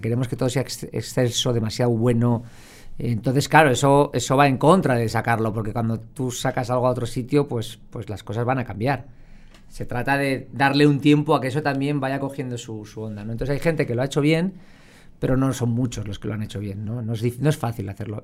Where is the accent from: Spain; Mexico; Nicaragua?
Spain